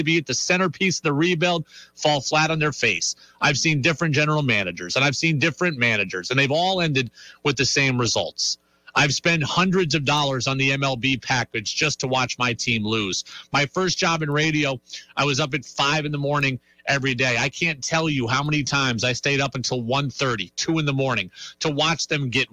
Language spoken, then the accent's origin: English; Seattle, Washington, United States; I grew up in Seattle